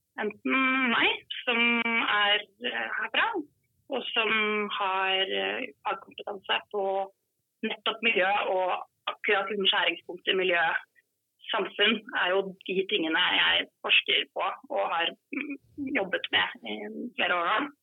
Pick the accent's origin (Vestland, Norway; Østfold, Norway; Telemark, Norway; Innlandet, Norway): Telemark, Norway; Skåtøy; now in Oslo, Norway; så er jeg fra Skåtøy